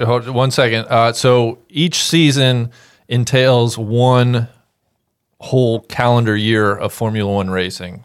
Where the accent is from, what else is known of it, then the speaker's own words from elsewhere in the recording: United States; I grew up an hour and a half from Indianapolis